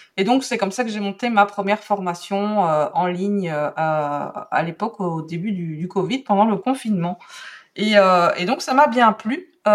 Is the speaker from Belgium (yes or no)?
yes; Belgium; accent: Belgian; je suis belge, donc j'ai un accent un petit peu euh, différent.